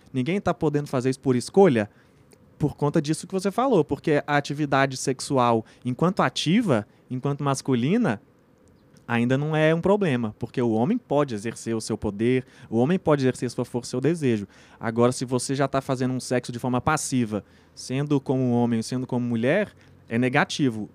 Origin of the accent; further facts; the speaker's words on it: Brazil; nossa cultura aqui como brasileiro